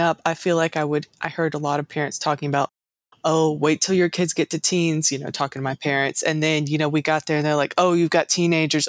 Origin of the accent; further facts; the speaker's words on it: the South, United States; I was born and raised in the South